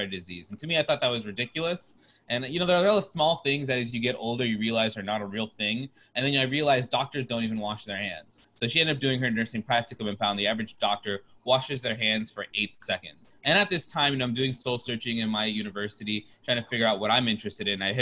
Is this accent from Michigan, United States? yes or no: no; Oviedo, Florida, United States; now in Chicago, United States; I'm from Oviedo, Florida. It's a small town out of Orlando.